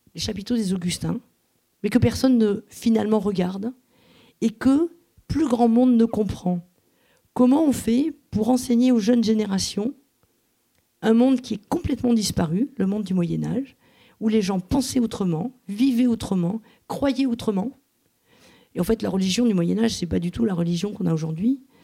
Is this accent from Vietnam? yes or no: no; Montauban, Occitania, France; now in Toulouse, France; je suis pas toulousaine, je suis née à Montauban, mais enfin, je suis toulousaine d'adoption